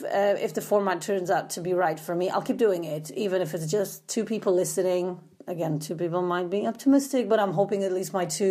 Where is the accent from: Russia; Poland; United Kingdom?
Poland; English is a second language; moved away; I did grow up in socialist Poland in the 80s, because you might be wondering where my accent is from as well